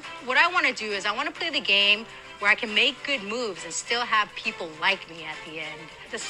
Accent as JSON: {"language": "English", "town": "Los Angeles", "region": "California", "country": "United States", "tie": "born or raised there", "said": "I am 46 years old, and I work at a grocery store. I grew up in Los Angeles, California."}